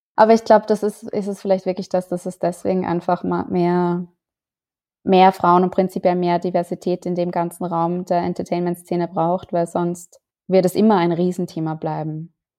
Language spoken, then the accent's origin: German; Austria; ich bin Österreicherin